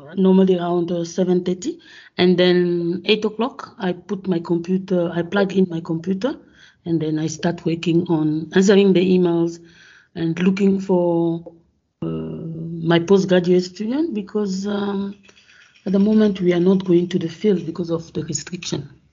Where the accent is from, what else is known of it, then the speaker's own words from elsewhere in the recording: Gabon; moved away as an adult; also born or lived in Congo / France; now in South Africa; born in Congo, but I grew up in Gabon.